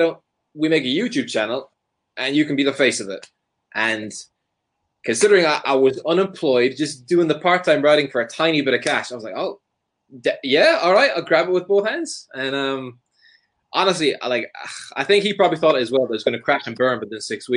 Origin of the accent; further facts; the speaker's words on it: Ireland; moved away as an adult; also born or lived in Sunderland; growing up in Ireland